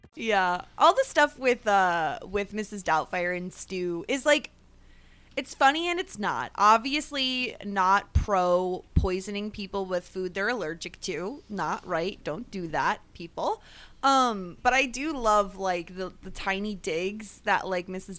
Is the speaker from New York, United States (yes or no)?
yes; New York, United States; a New Yorker who says guys to mean everybody all the time